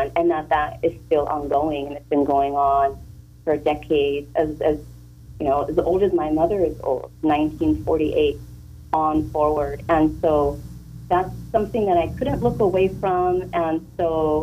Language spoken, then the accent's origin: English; Oxnard, California, United States; born and raised on Chumash lands in Wainimi, Oxnard, and graduated Wainimi High School